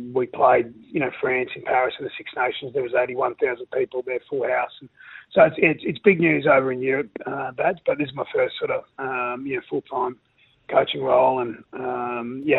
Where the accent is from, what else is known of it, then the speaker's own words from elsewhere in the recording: Rockhampton, Queensland, Australia; growing up in Rockhampton, it's a big rugby league area